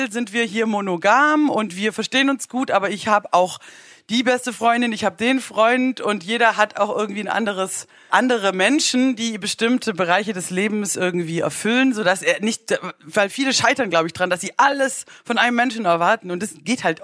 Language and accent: German; Baden-Württemberg, Germany; ich als Schwäbin spare Mursch.